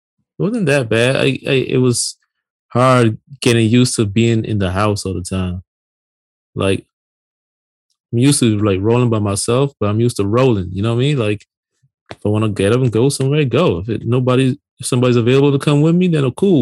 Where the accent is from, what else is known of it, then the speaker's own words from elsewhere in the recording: Barbados; moved away as an adult; now in United States; born and raised in Barbados, came to the United States on my 18th birthday. Been here ever since, you know, over 20 years